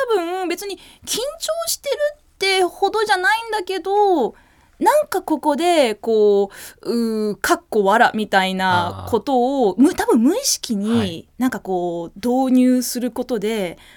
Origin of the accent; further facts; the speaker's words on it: New Zealand; accent: odd American-trained accent; moved away as an adult; also born or lived in Tokyo, Japan; now in Japan; 生まれは東京で、うん、えー、まあ、育ちは半分ニュージーランド